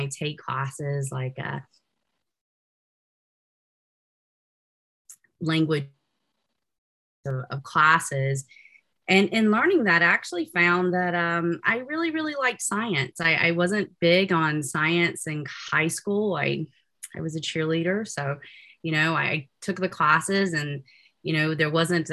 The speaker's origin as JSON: {"language": "English", "town": "Williamston", "region": "North Carolina", "country": "United States", "also_born_or_lived": "Greenville, North Carolina", "moved": "as an adult", "lives_now": "Utah, United States", "said": "I am originally from Eastern North Carolina, which is an itty bitty place. Williamson is a pretty small place, a village, so to speak, near the coast of North Carolina"}